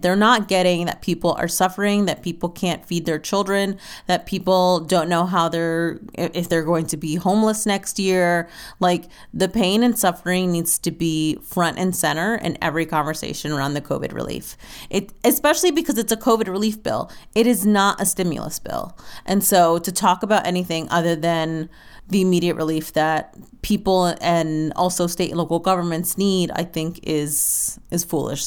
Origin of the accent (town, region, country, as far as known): United States